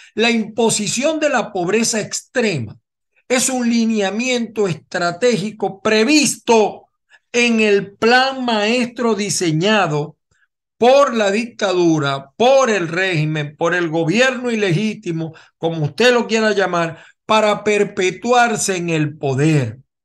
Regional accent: Venezuela; moved away as an adult; now in United States; los que estamos fuera de Venezuela

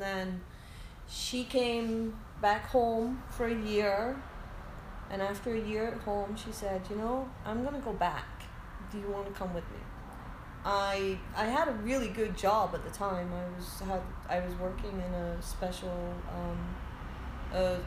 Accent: Edinburgh, Scotland, United Kingdom; moved away as an adult; also born or lived in Huntington Beach, California; now in United States; I am 52 years old, and I am from Edinburgh, Scotland.

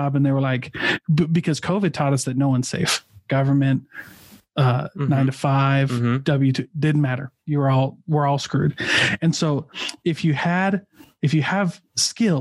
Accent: Midwest, United States; I'm from the Midwest

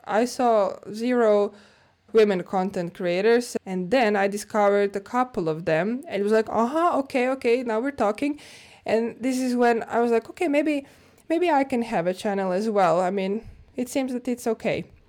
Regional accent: Zagreb, City of Zagreb, Croatia; moved away as an adult; now in Finland; Zagreb, Croatia, my hometown.

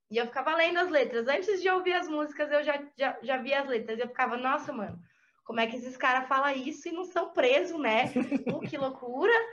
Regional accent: Santa Catarina, Brazil; Eu sou do interior de Santa Catarina, eu sou de Ceará. É 500 quilômetros de Florianópolis.

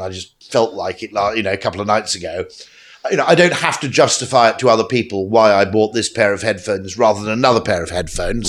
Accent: United Kingdom; I'm a Brit

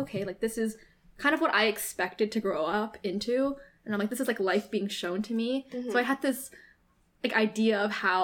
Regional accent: Canada; I'm Canadian born Chinese

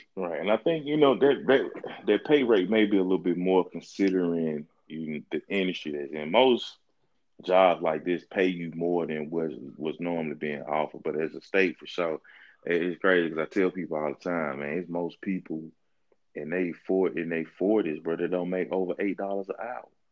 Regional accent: Mississippi, United States; also born or lived in Florida; I moved away from Mississippi when I was 19, right? Went to school in Florida. My first time living outside of the state.

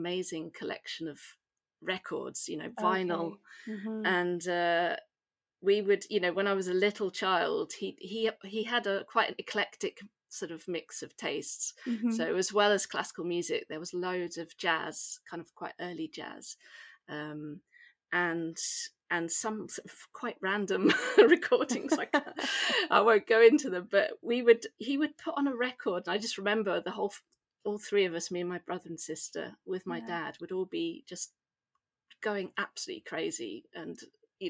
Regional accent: Suffolk, East of England, United Kingdom; accent: home counties English; moved away as an adult; also born or lived in York / London / Limerick / Prague; now in Nice, France; I'm originally from Suffolk in England

